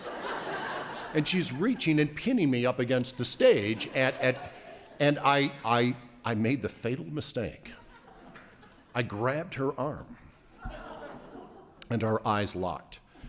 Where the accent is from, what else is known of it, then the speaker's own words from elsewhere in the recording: Niagara Falls, New York, United States; I grew up in Niagara Falls, New York, resort town